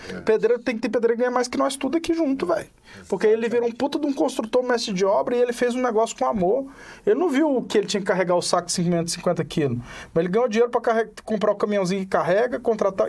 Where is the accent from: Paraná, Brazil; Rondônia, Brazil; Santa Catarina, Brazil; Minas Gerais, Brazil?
Minas Gerais, Brazil; Serra da Canastra; accent: mineiro; now in Brasília, Brazil; eu sou da Serra da Canastra